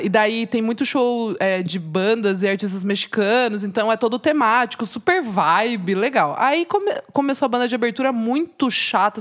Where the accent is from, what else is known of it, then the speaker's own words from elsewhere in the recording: Brazil; eu vim do Brasil